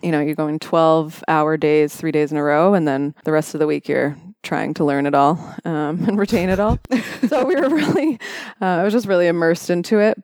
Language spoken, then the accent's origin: English; Welland, Ontario, Canada; now in London, Canada; I grew up in Welland, Ontario, of all places